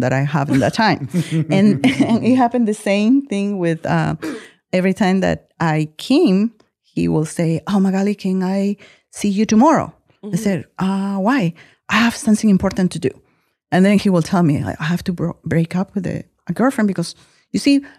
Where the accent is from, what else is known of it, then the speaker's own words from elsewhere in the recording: Peru; moved away as an adult; I came from Peru. I'm Peruvian.